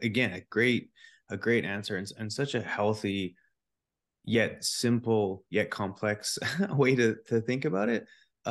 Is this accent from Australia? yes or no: no; Canada; born there; You know, I was born in Canada. The house was always warm in the winter and the house was cool in the summer because it never really got that hot.